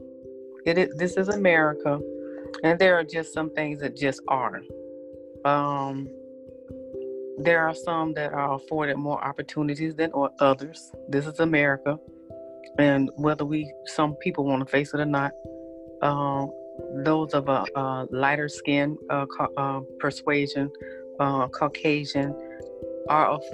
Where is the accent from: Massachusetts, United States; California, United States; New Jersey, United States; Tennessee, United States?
Tennessee, United States; Memphis; I'm from Memphis